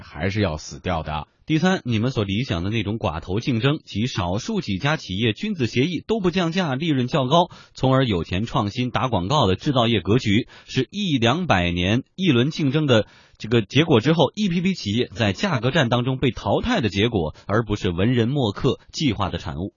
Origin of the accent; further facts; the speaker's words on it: Yantai, Shandong, China; moved away; 我的老家在山东烟台，我的中学同学当中一部分的家里就是种苹果的